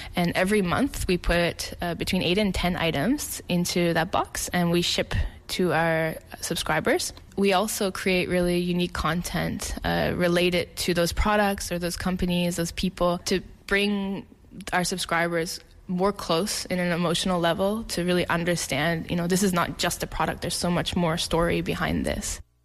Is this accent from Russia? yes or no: no; Canada; moved away as an adult; now in Korea; I'm a Canadian. I've been living here in Korea for ten years now